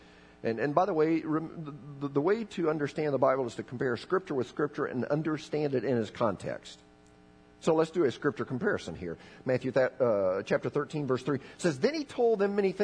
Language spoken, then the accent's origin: English; Bolivia; I was raised in Bolivia